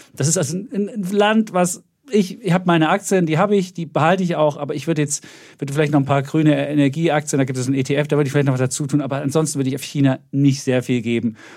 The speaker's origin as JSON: {"language": "German", "region": "East Germany", "country": "Germany", "said": "habe das zweite Mal Begrüßungsgeld mehr als Ossi geholt"}